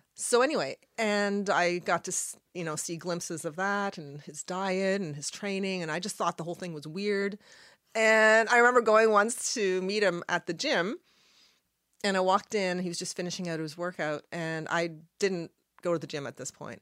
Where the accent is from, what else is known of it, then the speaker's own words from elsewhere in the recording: Halifax, Nova Scotia, Canada; first language Arabic; English is a second language; I was born in Halifax, and I'm Lebanese. My parents moved here from Lebanon, and I was born here